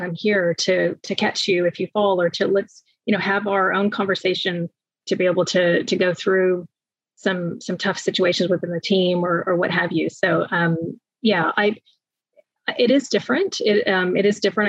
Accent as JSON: {"language": "English", "country": "United States", "moved": "as an adult", "lives_now": "New Zealand", "said": "I'm moving from the States"}